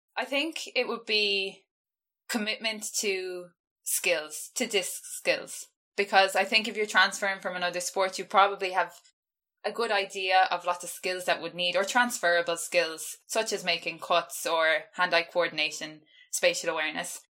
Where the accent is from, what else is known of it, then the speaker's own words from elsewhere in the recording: west of Ireland, Ireland; I've been living at home, so I'm not from Dublin. So I've been living quite isolated in the west of Ireland.